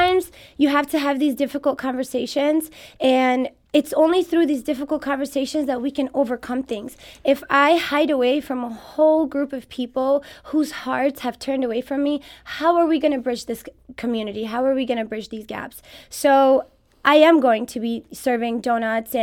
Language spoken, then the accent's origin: English; Moscow, Russia; also born or lived in Kabul, Afghanistan; now in St. Louis, United States; I was raised in Moscow in Russia, where I did my elementary schooling